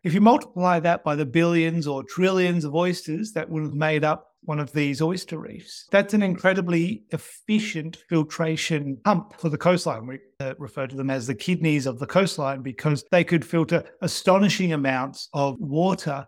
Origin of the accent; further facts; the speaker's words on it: Australia; Growing up in Australia